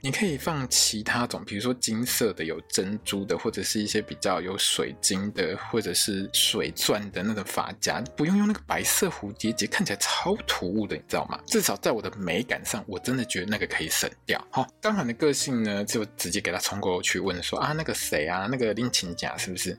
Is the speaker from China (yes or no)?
no; Taiwan